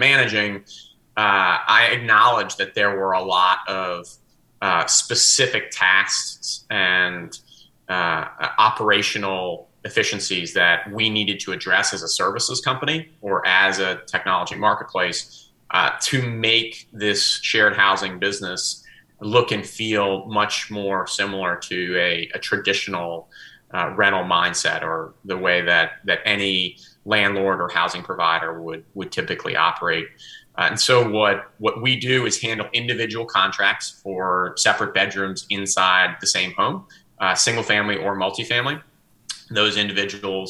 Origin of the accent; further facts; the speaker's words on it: New Orleans, Louisiana, United States; moved away as an adult; now in Atlanta, United States; I was born and bred in New Orleans, so I'm still a Saints fan, even though I've been in Atlanta more than 20 years now